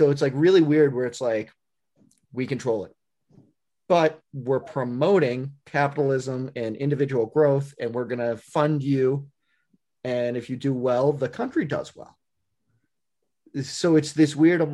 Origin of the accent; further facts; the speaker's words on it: New England, United States; I'm from New England. We don't have those.